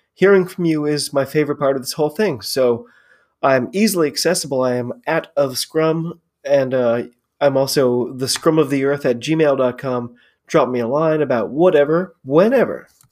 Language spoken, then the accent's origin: English; United States; I'm an American